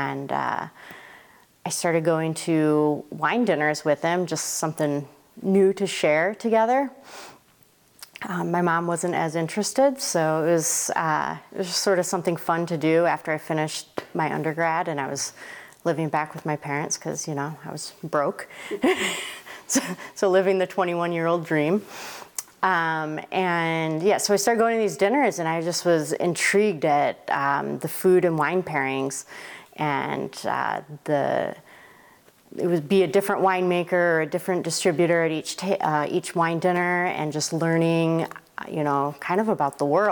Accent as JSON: {"language": "English", "region": "Michigan", "country": "United States", "tie": "born or raised there", "also_born_or_lived": "Corvallis, Oregon / Eugene, Oregon", "moved": "as an adult", "lives_now": "Oregon, United States", "said": "So I was born in Michigan, raised in Michigan, right here in the Mitten, very important. And grew up right by Michigan State."}